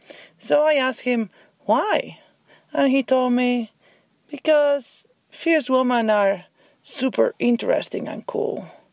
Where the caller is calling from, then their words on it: Los Alamos, New Mexico, United States; I'm calling from Los Alamos, New Mexico.